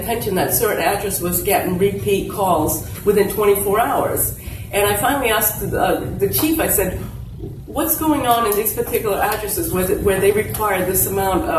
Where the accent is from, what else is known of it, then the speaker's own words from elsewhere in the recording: New Bedford, Massachusetts, United States; English is a second language; I am an immigrant. I came here at the age of 5